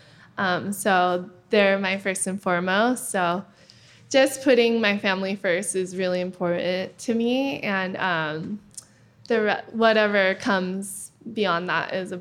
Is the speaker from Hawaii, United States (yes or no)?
yes; Kauai, Hawaii, United States; I grew up with her on Kauai